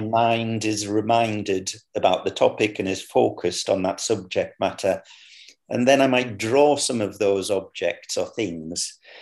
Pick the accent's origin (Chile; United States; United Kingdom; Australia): United Kingdom; Sunderland, North East England; moved away; I returned to my hometown um, which is in a place called Sunderland, which is in the northeast of England.